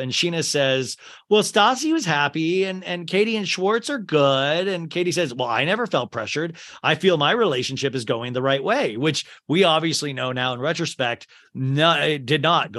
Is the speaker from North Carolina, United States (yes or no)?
no; St. Louis, Missouri, United States; You're from St. Louis. I'm from St. Louis.